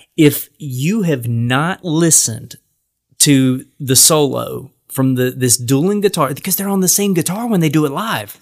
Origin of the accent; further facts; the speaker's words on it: North Carolina, United States; I'm from North Carolina.